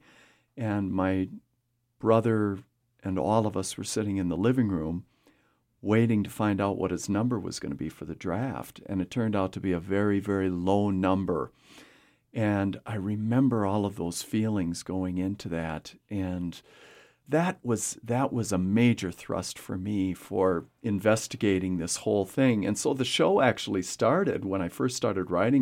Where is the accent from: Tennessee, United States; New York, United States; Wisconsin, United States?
Wisconsin, United States; a small town in; born or raised there; now in Casper, United States